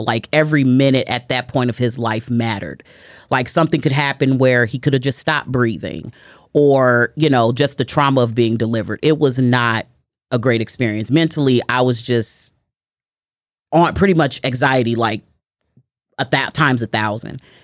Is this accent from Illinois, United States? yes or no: yes; Chicago, Illinois, United States; I am born and raised in Chicago, Illinois. I'm raised on the west side of Chicago